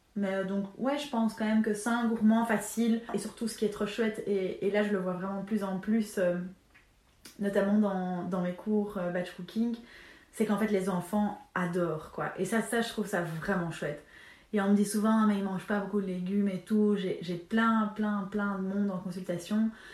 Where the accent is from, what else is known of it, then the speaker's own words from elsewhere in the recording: Belgium; on est belge